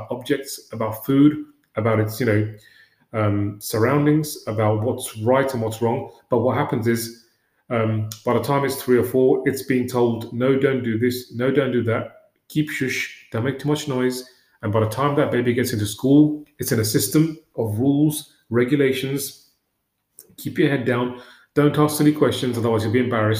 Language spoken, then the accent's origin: English; London, United Kingdom; I grew up in West London in a one-room